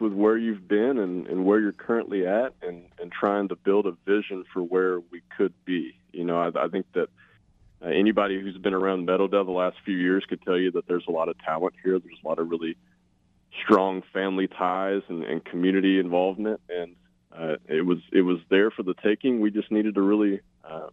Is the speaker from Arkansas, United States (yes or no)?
yes; Newport, Arkansas, United States; moved away as an adult; also born or lived in Oregon / Tennessee; now in Washington, United States; I am originally from Newport, Arkansas